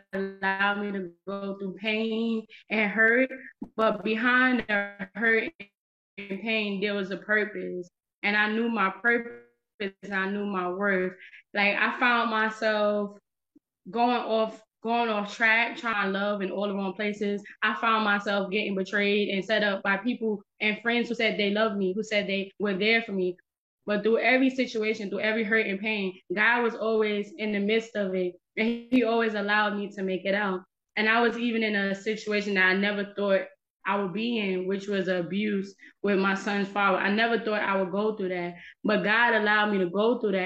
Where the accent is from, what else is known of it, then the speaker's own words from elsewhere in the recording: New York, United States; now in North Carolina, United States; I was born in the Bronx, New York.